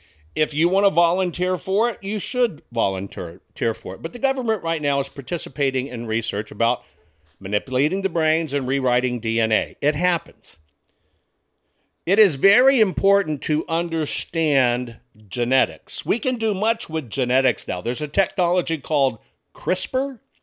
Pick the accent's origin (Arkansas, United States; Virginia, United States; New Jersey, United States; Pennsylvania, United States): Arkansas, United States; But don't forget I'm from Arkansas. Not only am I from Arkansas, but I've been married.